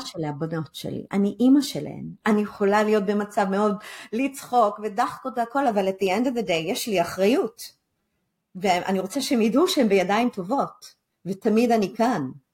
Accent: Israel; אנחנו כישראלים

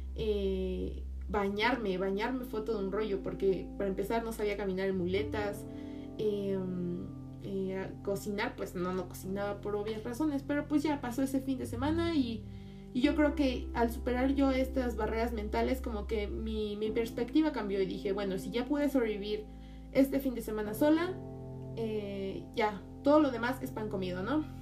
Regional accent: Mexico City, Mexico; yo soy de Ciudad de México

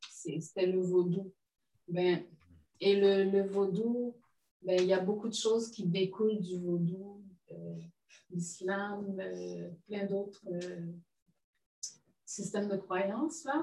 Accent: Haiti; on est haïtien

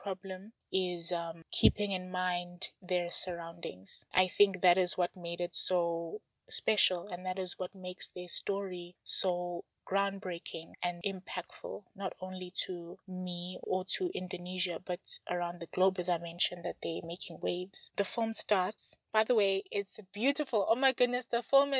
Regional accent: South Africa; I'm from South Africa

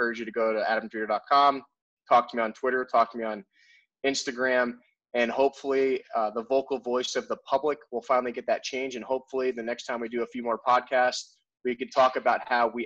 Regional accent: West Milford, New Jersey, United States; I come from one of the most haunted towns in New Jersey, the state of New Jersey. It's called West Milford, right? And there is a road in my hometown called Clinton Road

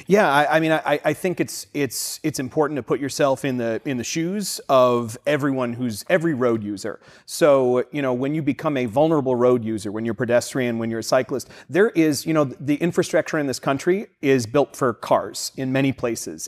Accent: Boston, Massachusetts, United States; moved away; I'm from the Boston area and did a lot of commuting in the city

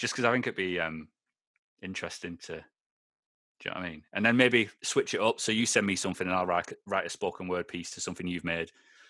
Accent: Aberdeen, Scotland, United Kingdom; now in Lancashire, United Kingdom; I'm from Lancashire now. When I go back up to Aberdeen now, it takes me about 3 minutes and I'm zoned back in.

